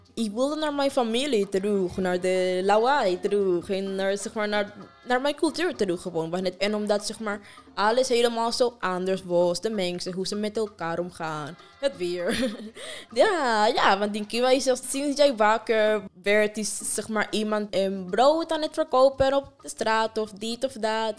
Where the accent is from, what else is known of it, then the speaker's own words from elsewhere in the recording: Afghanistan; Dutch is a second language; now in Utrecht, Netherlands; Ik kom uit Afghanistan